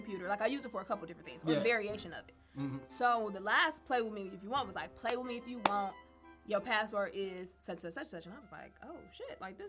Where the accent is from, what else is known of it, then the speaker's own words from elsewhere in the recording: Detroit, Michigan, United States; I'm from Detroit.